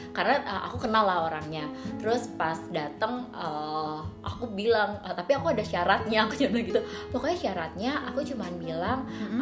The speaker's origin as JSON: {"language": "Indonesian", "town": "Tangerang", "region": "Banten", "country": "Indonesia", "said": "kita warga Tangerang"}